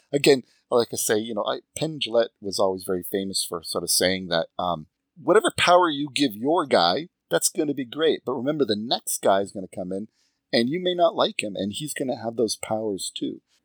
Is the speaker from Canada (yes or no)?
yes; Montreal, Quebec, Canada; also born or lived in Seattle area; now in Toronto area, Canada; I grew up in Montreal